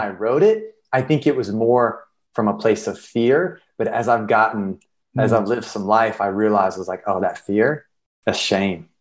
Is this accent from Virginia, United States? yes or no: no; South Carolina, United States; moved away as an adult; now in Los Angeles, United States; I'm a storyteller from South Carolina and I'm living in Los Angeles